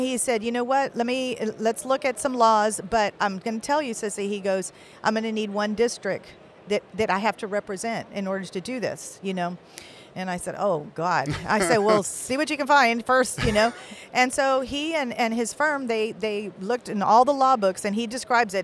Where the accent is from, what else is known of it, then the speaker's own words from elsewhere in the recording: Kingsville, Texas, United States; moved away as an adult; came to Keensville because that's my hometown.